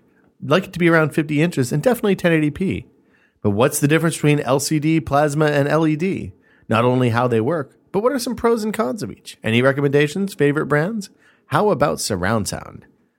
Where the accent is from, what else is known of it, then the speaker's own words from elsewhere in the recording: Orange, California, United States; my hometown is the beautiful city of Orange in tragically conservative Orange County, California.